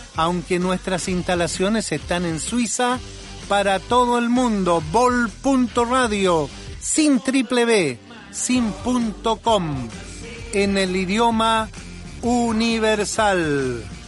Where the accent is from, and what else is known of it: Chile